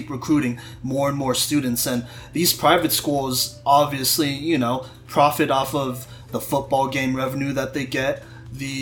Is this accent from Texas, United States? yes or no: yes; Texas, United States; I'm from Texas